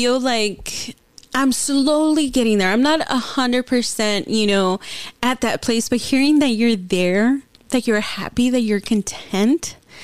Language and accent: English; Los Angeles, California, United States; moved away; I was born in Lincoln Heights